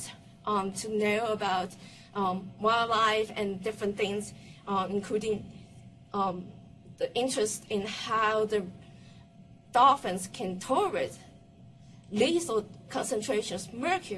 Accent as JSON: {"language": "English", "country": "Taiwan", "moved": "yes", "lives_now": "United States", "said": "I'm from Taiwan"}